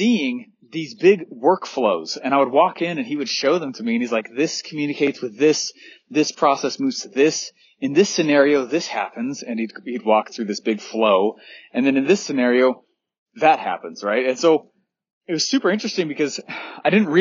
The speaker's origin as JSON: {"language": "English", "town": "Denver", "region": "Colorado", "country": "United States", "tie": "born or raised there", "said": "I grew up in Denver, Colorado."}